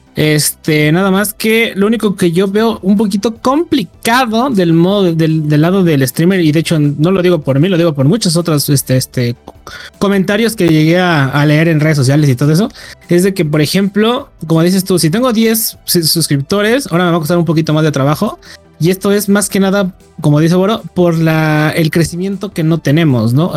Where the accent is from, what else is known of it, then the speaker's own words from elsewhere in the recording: Mexico; somos mexicanos, las tres personas